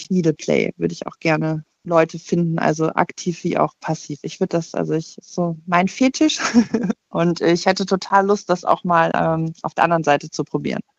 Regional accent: Cologne, North Rhine-Westphalia, Germany; ich, also ich komme aus dem Raum Köln, ich bin 38

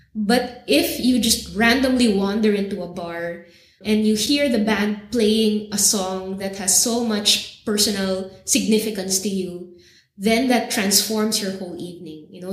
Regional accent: Philippines; moved away; as a Filipina living in other places

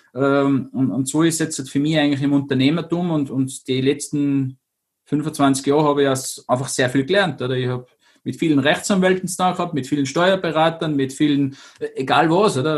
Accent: Zillertal, Tyrol, Austria; now in Kufstein, Austria; wohne in Kufstein, bin aus dem Zillertal, möchte irgendwie allweil sagen, weil da sind meine Wurzeln her einfach

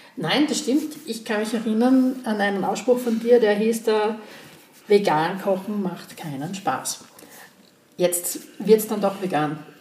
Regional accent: Graz, Styria, Austria; ich bin 52 und gebürtige Grazerin

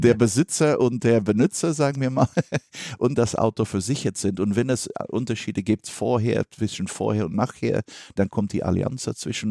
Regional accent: Belgium; ich bin Belgier

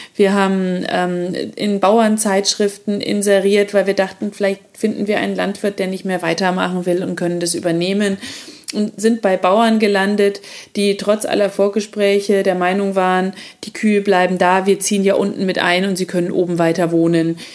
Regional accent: Erlangen, Bavaria, Germany; moved away; Wir ziehen nach Bayern, zurück in meine alte Heimat. Ich komme ja ursprünglich auch aus Erlangen

